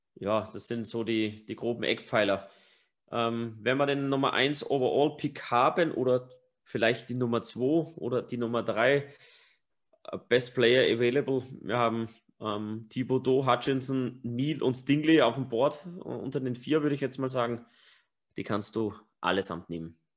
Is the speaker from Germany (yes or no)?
no; Upper Austria, Austria; accent: Upper Austrian dialect; unser normaler Dialekt in Oberösterreich ist halt wirklich hart